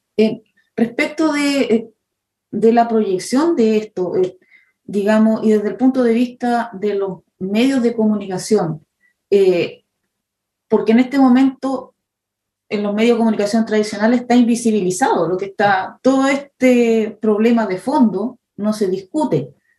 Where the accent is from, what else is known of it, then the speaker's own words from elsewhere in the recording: Chile; now in New Zealand; somos, eh, chilenos